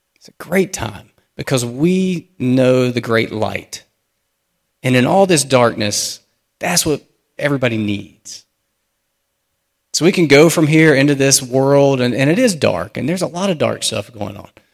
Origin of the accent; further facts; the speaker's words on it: United States; as American Christians